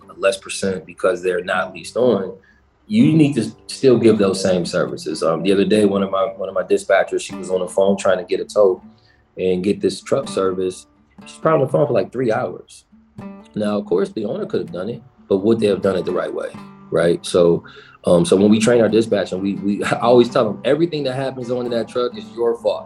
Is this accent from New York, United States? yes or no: yes; Buffalo, New York, United States; I'm from Buffalo